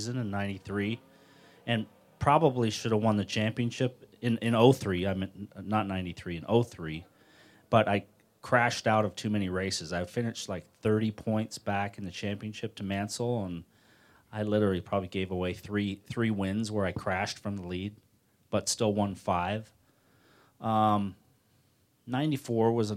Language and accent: English; Toronto, Ontario, Canada; in my home, coming into my hometown